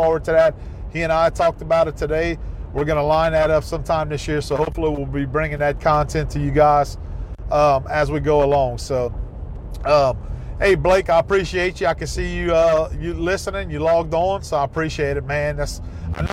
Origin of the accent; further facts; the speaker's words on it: Ville Platte, Louisiana, United States; I grew up in that area, Ville Platte, Louisiana.